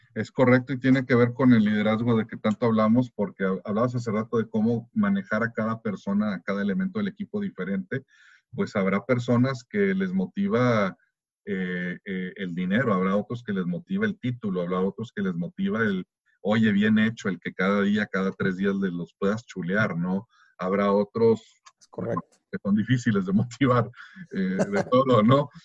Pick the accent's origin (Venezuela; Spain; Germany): Germany; como buen alemán